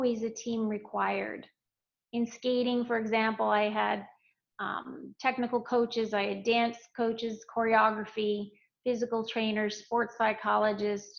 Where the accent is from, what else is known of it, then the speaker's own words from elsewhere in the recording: Canada; I trained in figure skating in Canada, my home country, during my childhood and through teenage years